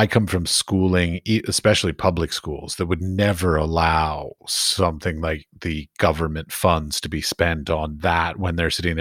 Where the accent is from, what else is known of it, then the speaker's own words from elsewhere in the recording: Washington, District of Columbia, United States; I grew up in Washington, D.C., so I went to the Smithsonian on a regular basis